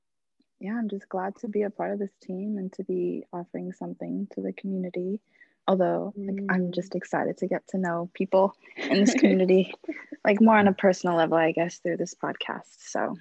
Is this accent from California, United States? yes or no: yes; Gardena, California, United States; also born or lived in Boston; I'm 27. I'm born and raised in Los Angeles, specifically Gardena